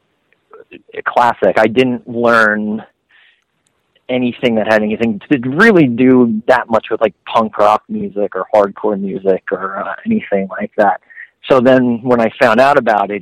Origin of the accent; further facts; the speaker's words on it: Long Island, New York, United States; growing up on Long Island and being able to go into New York City